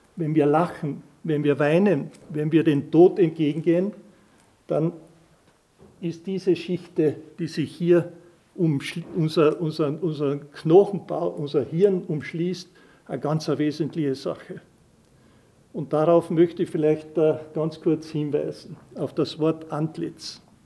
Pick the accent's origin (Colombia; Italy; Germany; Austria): Austria; Carinthia; wir Kärntner